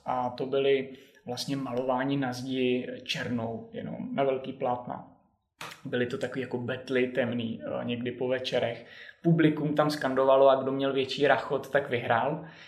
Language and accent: Czech; Vysočina Region, Czechia; also born or lived in Zlín / Bratislava / Finland; now in Prague, Czech Republic; na Vysočinu, do lesu, odkud pocházím